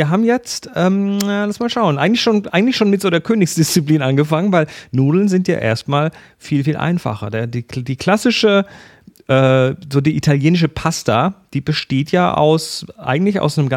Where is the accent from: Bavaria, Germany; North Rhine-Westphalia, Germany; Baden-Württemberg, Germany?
Baden-Württemberg, Germany; Ähm, wir kommen ja so aus dem Schwabenland. Das heißt für uns sind erstmal die Spätzle ganz interessant.